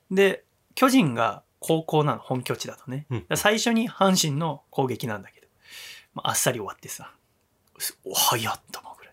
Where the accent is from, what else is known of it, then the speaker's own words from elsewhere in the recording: Yokohama, Kanagawa, Japan; 私は横浜の出身ですので、はい、DNA ベイスターズが好きです。